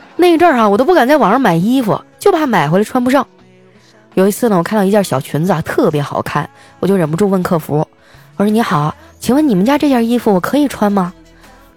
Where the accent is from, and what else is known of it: Qitaihe, Heilongjiang, China; born or raised there; now in Shanghai, China